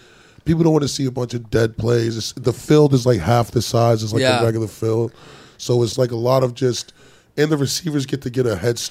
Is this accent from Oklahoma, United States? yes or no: no; Charlotte, North Carolina, United States